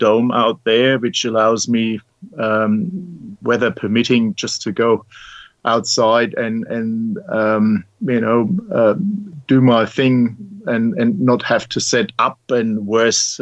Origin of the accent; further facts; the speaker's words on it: Germany; moved away as an adult; now in Mornington, Australia; as you may recognize from my accent, I'm not born in Australia, originally from Germany, and I came out here 22 years ago this year.